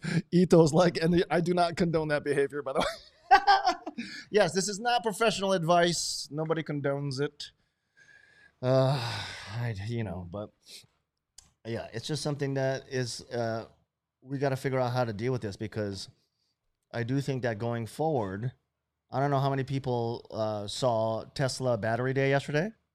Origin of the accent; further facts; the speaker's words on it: Hawaii, United States; I'm Hawaiian